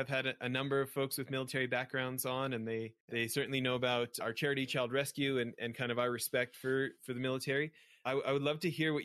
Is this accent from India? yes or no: no; Western Canada, Canada; growing up in Western Canada